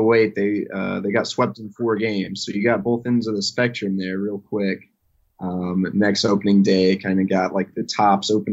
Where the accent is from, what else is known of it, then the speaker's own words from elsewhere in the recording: Texas, United States; I grew up in Texas, but we were a Braves household for sure